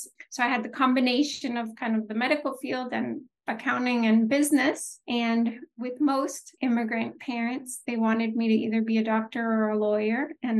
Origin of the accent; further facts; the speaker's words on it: United States; born there; So I am first generation born in the U.S. My parents left Haiti under the Duvalier dictatorship